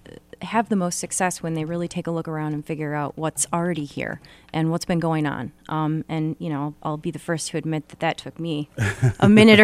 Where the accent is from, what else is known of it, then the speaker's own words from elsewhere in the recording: Rochester Hills, Michigan, United States; also born or lived in Ann Arbor; now in Detroit, United States; I grew up in Rochester Hills, went to school in Ann Arbor.